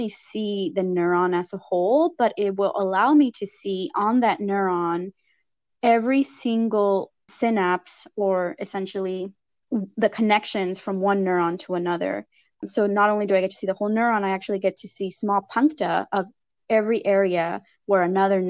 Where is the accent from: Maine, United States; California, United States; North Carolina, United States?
California, United States; Lamont; moved away as an adult; now in San Diego, United States; I grew up in Lamont, California, which is a very small community in the Central Valley